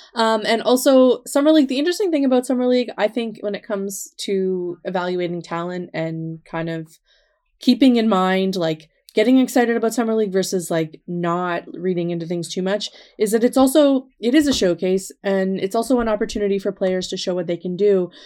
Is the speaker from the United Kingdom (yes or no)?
no; Nova Scotia, Canada; when I was growing up, that certainly wasn't a thing that happened in Nova Scotia